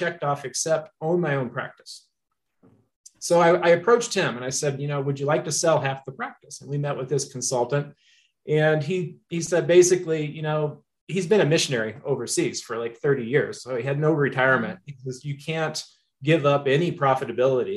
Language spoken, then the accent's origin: English; Missouri, United States; moved away as an adult; now in Colorado, United States; Originally, I'm from Missouri. So that's the show me state